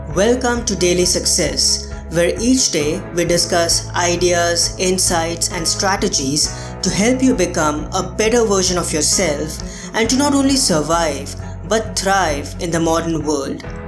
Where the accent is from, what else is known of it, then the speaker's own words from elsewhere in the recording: India; India, my home country